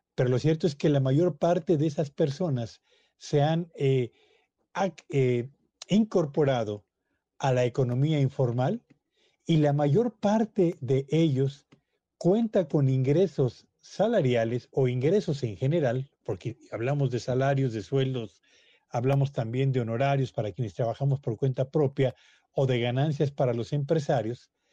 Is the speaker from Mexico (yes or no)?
yes; Mexico